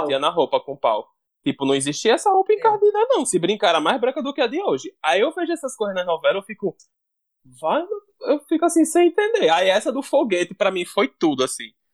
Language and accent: Portuguese; Natal, Rio Grande do Norte, Brazil; accent: Natal; o sotaque de Natal, o sotaque da minha casa, o sotaque dos meus amigos